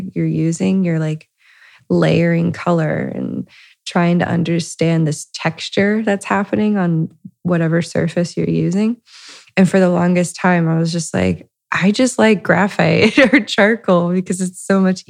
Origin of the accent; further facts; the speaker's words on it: Lima, Ohio, United States; I'm originally from Lima, Ohio, which is, a smaller town up north in Ohio. I grew up to a middle class, Midwestern family